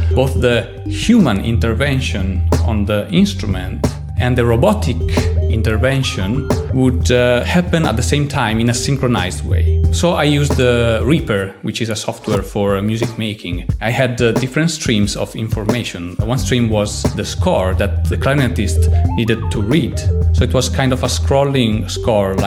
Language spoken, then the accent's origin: English; Italy; moved away as an adult; now in Malmö, Sweden; I studied composition, electronic music and technologies of sound in Italy, where both Arduino and me are from. And in 2009, I moved to Malmo in Sweden. I'm still here.